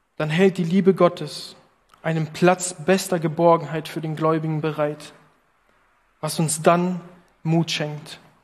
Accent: Italy; now in Berlin, Germany; als Italiener

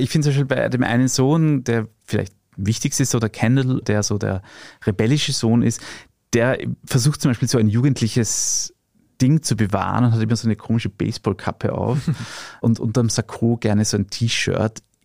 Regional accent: Austria; bei uns in Österreich

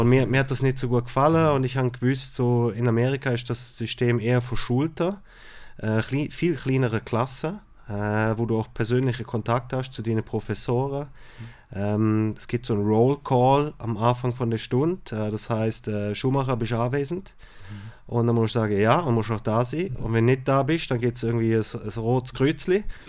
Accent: Switzerland; bei uns in der Schweiz

